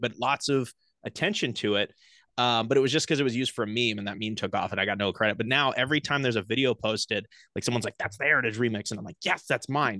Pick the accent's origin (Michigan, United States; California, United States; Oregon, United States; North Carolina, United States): Oregon, United States; Portland; now in Austin, United States; I grew up in Portland, Oregon